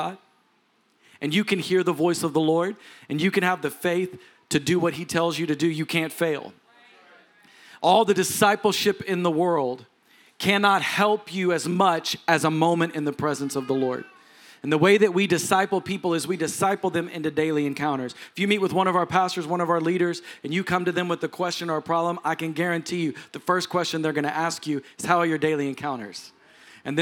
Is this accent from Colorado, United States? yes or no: no; Texas, United States; I'm a Texan